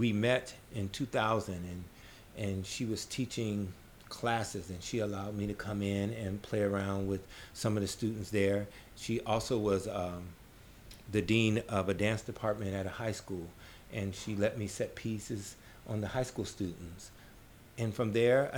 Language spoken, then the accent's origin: English; Omaha, Nebraska, United States; moved away as an adult; also born or lived in New Orleans, Louisiana / Chicago, Illinois; now in New York, United States; I grew up in Omaha, Nebraska.